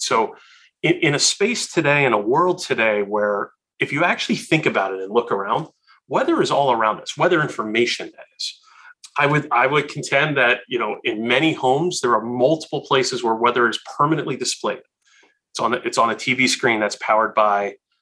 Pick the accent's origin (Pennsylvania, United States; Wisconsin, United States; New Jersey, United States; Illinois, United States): Pennsylvania, United States; Philadelphia; growing up in Philadelphia at the time